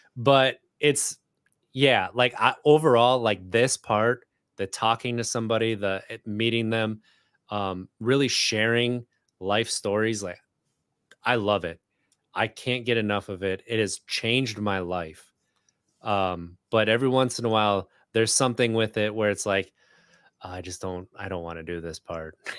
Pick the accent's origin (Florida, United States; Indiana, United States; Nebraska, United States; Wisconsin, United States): Wisconsin, United States; moved away as an adult; now in Richmond, United States; I grew up in Wisconsin